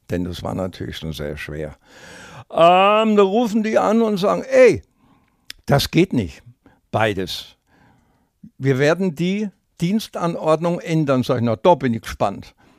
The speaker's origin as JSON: {"language": "German", "region": "Upper Bavaria", "country": "Germany", "tie": "born or raised there", "moved": "as an adult", "lives_now": "Franconia, Germany", "said": "als Lehrer hatte ich das Recht gehabt, fünf Jahre lang äh, meine Heimatrückführung zu beantragen nach Oberbahn"}